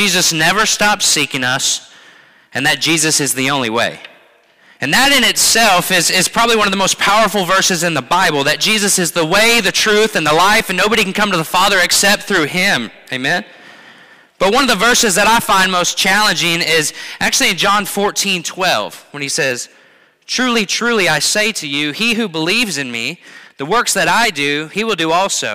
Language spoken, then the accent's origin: English; Missouri, United States; I'm from Missouri